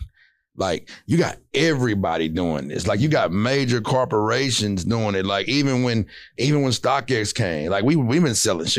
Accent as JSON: {"language": "English", "town": "Baytown", "region": "Texas", "country": "United States", "said": "I'm from Baytown"}